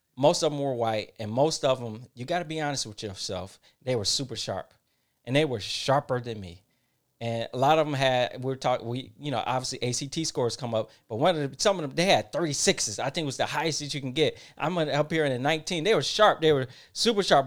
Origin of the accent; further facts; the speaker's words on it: Detroit, Michigan, United States; I'm from Detroit, Michigan. Um, not the uh, I went to uh, Detroit public school system.